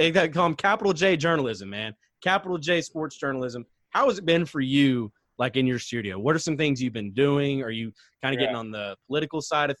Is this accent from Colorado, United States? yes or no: no; Shreveport, Louisiana, United States; also born or lived in Ruston, Louisiana; I grew up in the Shreveport area.